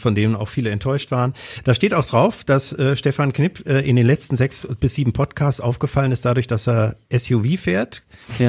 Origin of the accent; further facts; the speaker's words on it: Kassel, Hesse, Germany; now in Essen, Germany; in meiner Heimatstadt, in Kassel ursprünglich bin ich da geboren